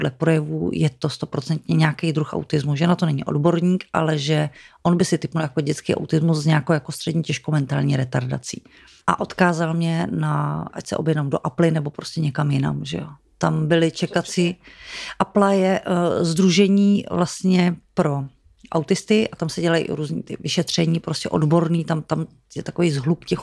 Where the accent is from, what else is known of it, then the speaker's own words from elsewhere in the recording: Domažlice, Plzeň Region, Czechia; moved away as an adult; jsme z Domažlic.